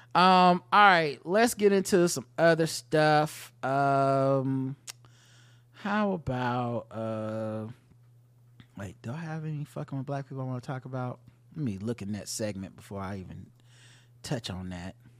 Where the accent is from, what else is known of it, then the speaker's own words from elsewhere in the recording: North Carolina, United States; I grew up in North Carolina